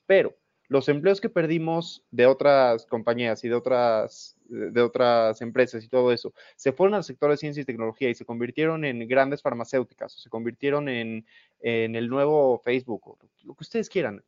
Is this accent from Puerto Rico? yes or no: no; Mexico; como mexicanos